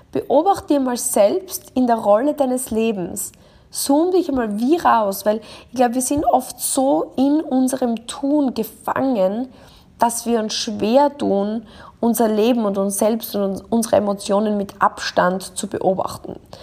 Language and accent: German; Austria; das kleine Dorf in Österreich, wo ich herkomme